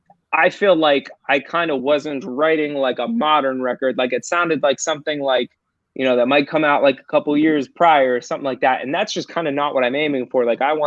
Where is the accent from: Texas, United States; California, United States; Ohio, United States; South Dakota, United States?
Ohio, United States; My dad is a lifelong Browns fan. Because we're from Ohio.